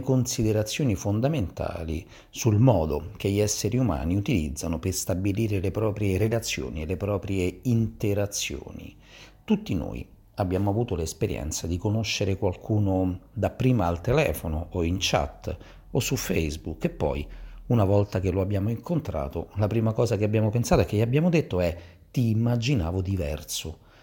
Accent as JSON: {"language": "Italian", "town": "Gioiosa Marea", "region": "Sicily", "country": "Italy", "moved": "yes", "lives_now": "Rome, Italy", "said": "fisioterapista e ipnoterapista di Roma e parlo però dalla Sicilia dal mio paese di origine, Gioiosa Marea, in provincia di Messina"}